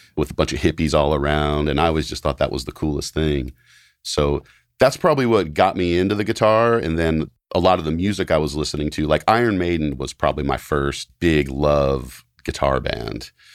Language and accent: English; Knoxville, Tennessee, United States; moved away as an adult; also born or lived in Los Angeles; now in Nashville, United States; I grew up in Knoxville, Tennessee, and spent pretty much my whole childhood and school years and high school years kinda just growing up in Knoxville